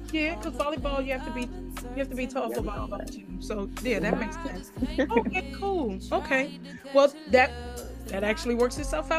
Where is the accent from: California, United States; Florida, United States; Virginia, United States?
Virginia, United States; Farmville; Okay, so I am originally from Farmville, Virginia, which is west of Richmond, Virginia. It's a little town